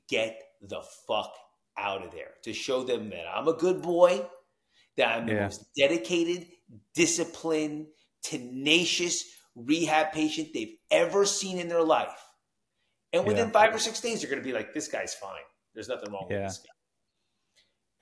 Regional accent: Tenafly, New Jersey, United States; moved away; also born or lived in Arizona; I grew up in Tenafly, New Jersey

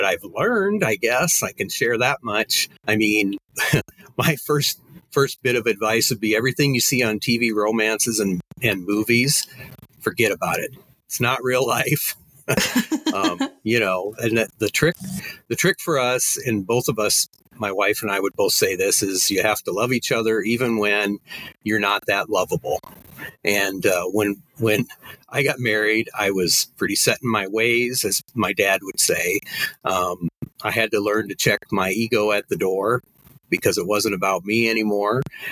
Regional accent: Crofton, Nebraska, United States; my hometown of Crofton

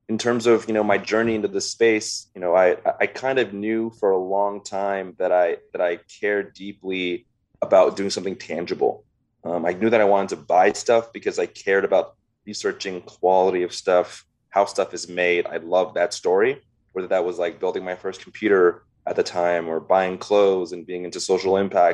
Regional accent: Los Angeles, California, United States; I was born and raised in the Valley here in LA. My family immigrated here from Vietnam.

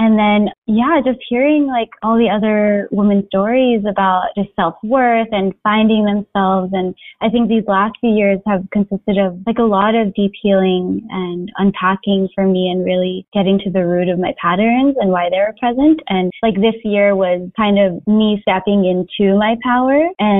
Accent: Philippines; I think as Filipino women, we're kind of used to being in the background

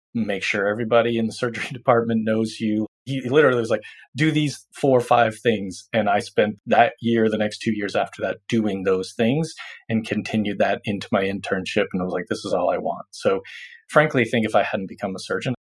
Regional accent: Massachusetts, United States; moved away; I'm originally from Massachusetts

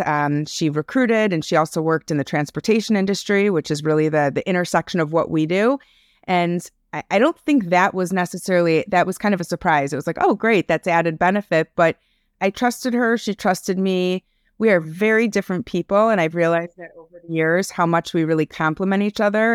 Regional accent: Highland Park, Illinois, United States; also born or lived in Chicago; I am tuning in from Highland Park, Illinois. It's a suburb outside of Chicago. Um, born and raised here

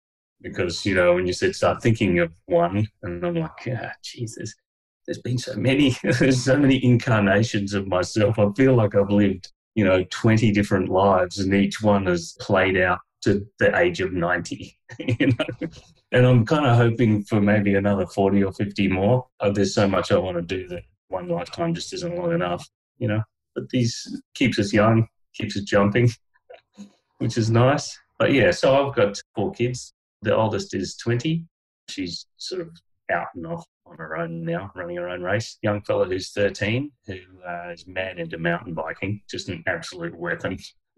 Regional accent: Canada; born there; When I went over to Canada, I was born in Canada.

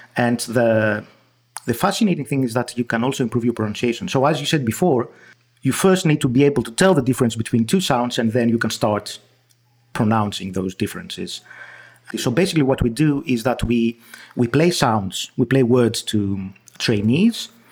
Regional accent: Greece; accent: Greek; first language Greek; English is a second language; my Greek accent

